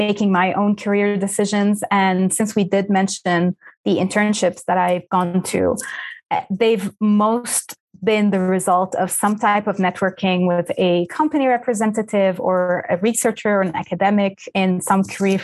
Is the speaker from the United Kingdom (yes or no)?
no; Lebanon; first language Arabic; English is a second language; moved away; I am Lebanese by origin. And so back home, I went to a French school. So my mother tongue is Arabic